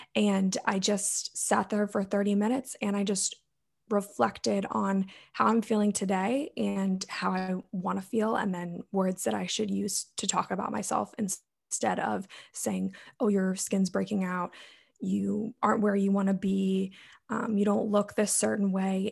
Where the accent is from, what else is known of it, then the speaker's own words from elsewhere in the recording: Maryland, United States; I'm from Maryland in the United States.